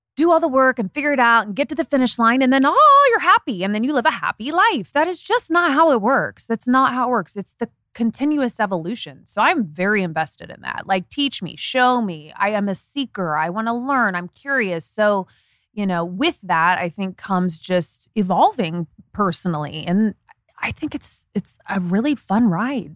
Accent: Indiana, United States; moved away; I'm from Indiana

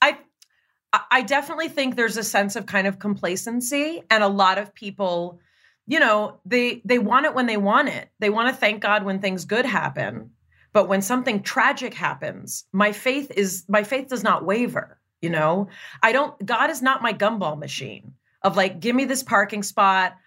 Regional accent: Los Angeles, California, United States; Growing up in Los Angeles

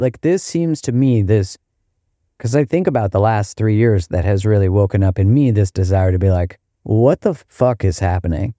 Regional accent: Canada; in Canada, we had these, like, badges

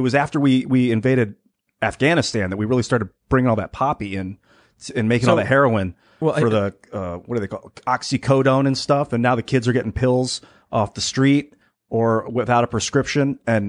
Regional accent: Akron, Ohio, United States; moved away; I grew up outside of Akron.

